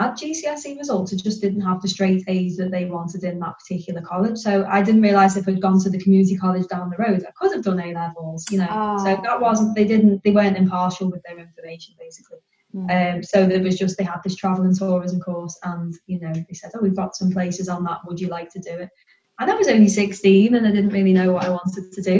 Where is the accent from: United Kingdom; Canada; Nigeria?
United Kingdom; near Liverpool, North West England; also born or lived in Birmingham; I was born in Birmingham and I lived there till I was about 5 or 6 years old. And then my parents separated and my mum and my brother and I, we relocated. We went back up to the north near Liverpool to live with my grandma. And then we kind of settled there, really. So hence why my accent is like this and not a Brummie one